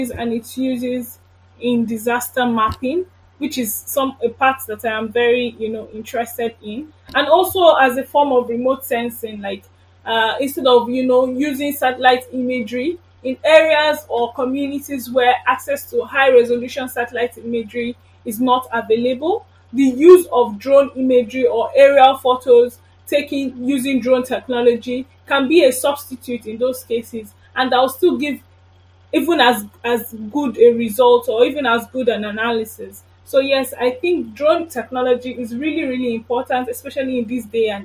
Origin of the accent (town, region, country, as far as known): Nigeria